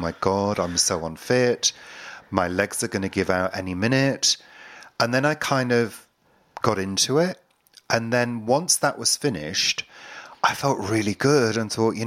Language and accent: English; United Kingdom; not proud to be British at all